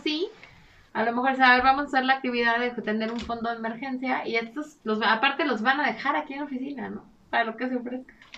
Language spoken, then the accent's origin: Spanish; Mexico